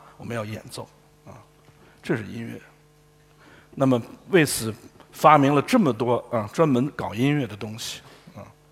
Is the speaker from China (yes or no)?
yes; Guangdong, China; 我们广东人